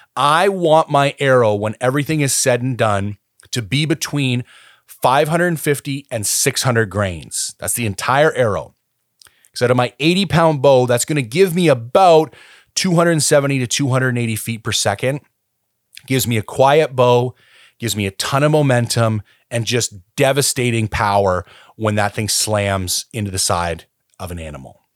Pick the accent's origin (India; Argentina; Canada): Canada; also born or lived in British Columbia; as a Canadian citizen